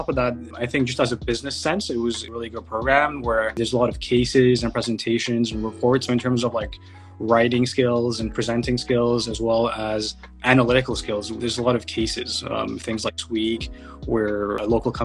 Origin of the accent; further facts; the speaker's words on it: Mississauga, Ontario, Canada; also born or lived in Mauritius / Montreal / Waterloo / Toronto; I grew up in Mississauga